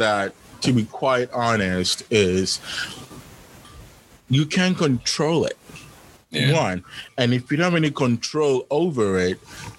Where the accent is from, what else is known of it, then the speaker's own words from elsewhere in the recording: El Paso, Texas, United States; But anyway, so growing up in El Paso, so my experience was, I knew that part of the reason why I didn't have many friends